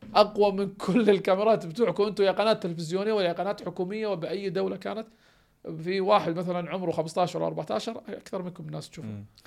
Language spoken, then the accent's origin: Arabic; Kuwait; انا كويتي